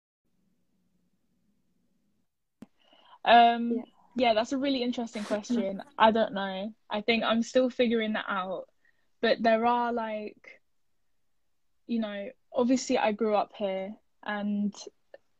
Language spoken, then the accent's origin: English; England, United Kingdom; also born or lived in Turkey; I'm from here